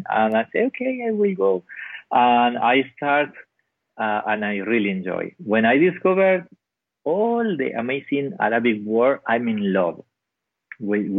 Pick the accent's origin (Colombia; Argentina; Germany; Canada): Argentina; Patagonia; English is a second language; My hometown is one little town in the south of Argentina. It's 3 hours flight to Buenos Aires. It's in the center of Patagonia.